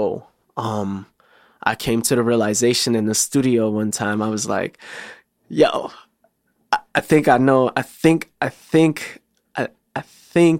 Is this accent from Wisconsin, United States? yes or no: no; Chicago, Illinois, United States; I rep Southside, but I grew up on the Southside and North Side of Chicago